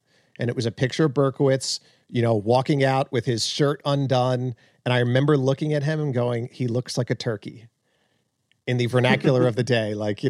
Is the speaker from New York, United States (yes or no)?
yes; Long Island, New York, United States; I was living on Long Island. Like I was in an apartment, you know, just pumping gas or something. No, I was with my parents. I was growing up on Long Island.